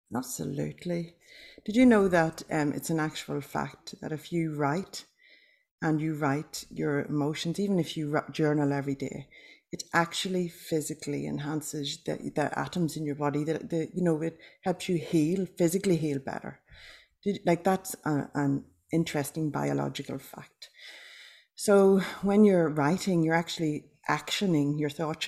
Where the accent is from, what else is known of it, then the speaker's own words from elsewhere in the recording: Ireland; now in Australia; I'm Irish